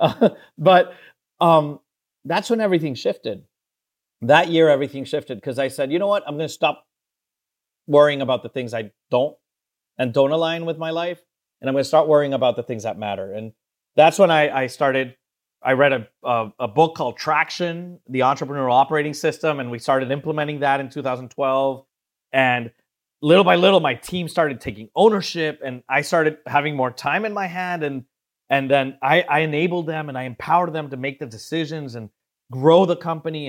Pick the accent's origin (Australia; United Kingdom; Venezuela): Venezuela; moved away as an adult; also born or lived in Miami; I'm originally from Venezuela and South America